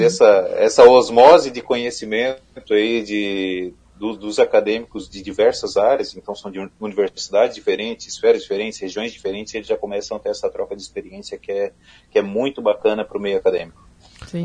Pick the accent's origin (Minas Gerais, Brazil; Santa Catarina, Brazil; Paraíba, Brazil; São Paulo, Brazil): Santa Catarina, Brazil; Criciúma; eu sou da região sul do estado, de Criciúma